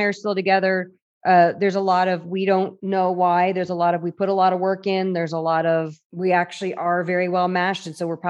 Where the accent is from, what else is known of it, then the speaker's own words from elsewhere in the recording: the South, United States; also born or lived in Atlanta; I don't want to go to school in the South. I'm from the South. I don't want to be in the South anymore.